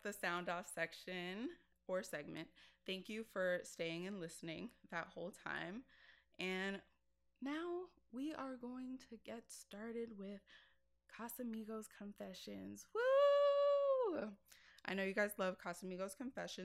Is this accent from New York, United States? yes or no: yes; New York City, New York, United States; Bronx girl at heart